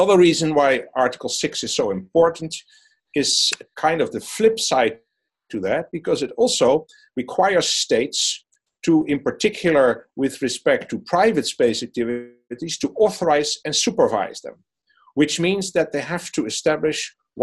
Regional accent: Netherlands; a private consultant in my home country in the Netherlands

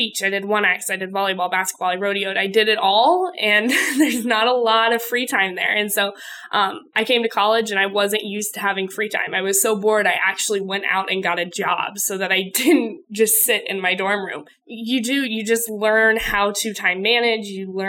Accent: Callaway, Nebraska, United States; I grew up in Callaway, Nebraska, graduated from Callaway High School. Callaway's got a little more than 500 people in it

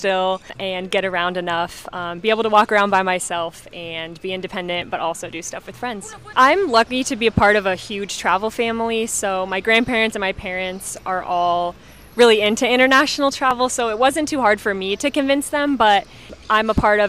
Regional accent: Omaha, Nebraska, United States; I'm from Omaha

